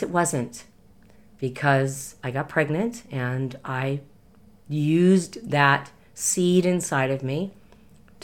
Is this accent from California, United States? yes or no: yes; Los Angeles, California, United States; I was raised in the Hollywood Hills